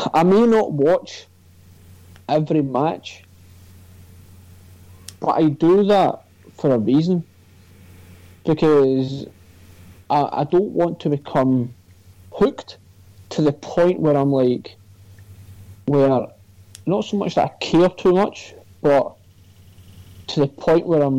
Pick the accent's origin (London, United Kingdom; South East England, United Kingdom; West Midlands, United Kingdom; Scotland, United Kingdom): Scotland, United Kingdom; there's two other Scotsmen on social suplex